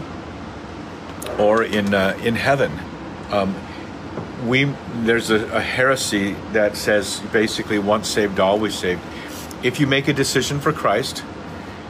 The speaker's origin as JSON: {"language": "English", "town": "Santa Cruz", "region": "California", "country": "United States", "tie": "born or raised there", "said": "where I was raised in Santa Cruz"}